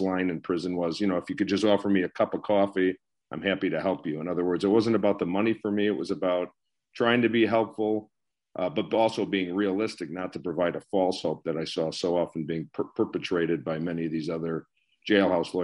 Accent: Skokie, Illinois, United States; I was raised in the Skokie, Morton Grove, the Skokie area, basically. Went to high school in Skokie, Illinois

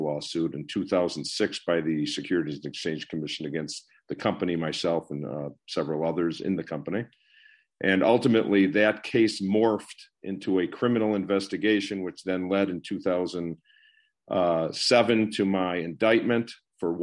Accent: Skokie, Illinois, United States; I was raised in the Skokie, Morton Grove, the Skokie area, basically. Went to high school in Skokie, Illinois

